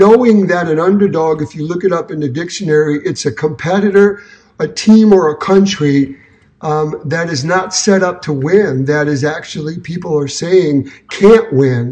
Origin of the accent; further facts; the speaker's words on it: New York City, New York, United States; moved away as an adult; now in Detroit, United States; I'm from Brooklyn, New York, but my hometown for the last almost 40 years is Detroit